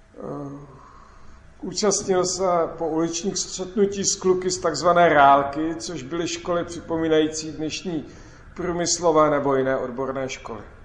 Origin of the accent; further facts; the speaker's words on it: Klatovy, Plzeň Region, Czechia; v mém rodném městě Klatovi